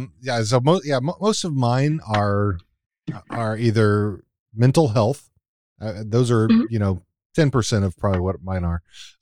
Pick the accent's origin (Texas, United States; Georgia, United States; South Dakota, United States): Texas, United States; accent: drawl; moved away; I'm from originally from Texas, so when I start talking to my Texas friends, I'm back to talking like this, and. And my drawl comes out a little